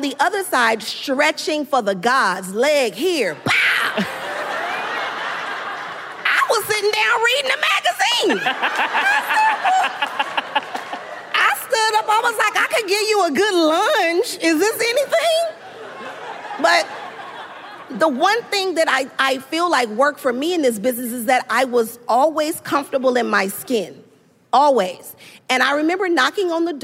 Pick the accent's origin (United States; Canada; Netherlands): United States; Los Angeles, California; I'm from South Central